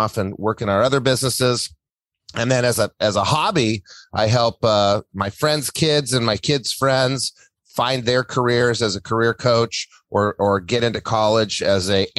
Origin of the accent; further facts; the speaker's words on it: New Mexico, United States; moved away as an adult; also born or lived in Santa Barbara; I grew up in New Mexico